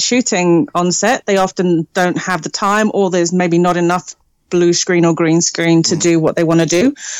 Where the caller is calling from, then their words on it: Wellington, New Zealand; I'm calling from Wellington in New Zealand. It's 7 o'clock in the evening here.